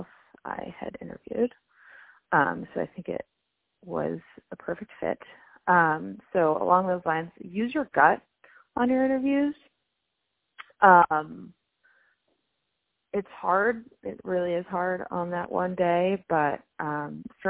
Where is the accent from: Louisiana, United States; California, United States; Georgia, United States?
California, United States; Manhattan Beach; moved away as an adult; also born or lived in Michigan; I'm from Manhattan Beach, California. It's in the LA area.